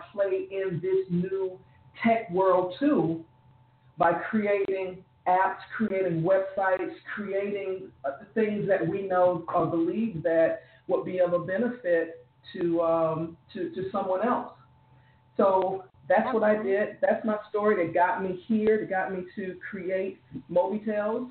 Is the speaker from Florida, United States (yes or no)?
yes; South Florida, United States; moved away as an adult; now in Jacksonville, United States; I'm from South Florida, but I live in North Florida.